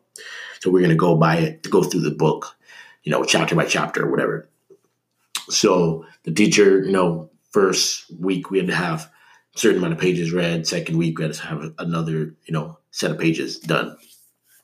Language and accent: English; Canada; I'm Canadian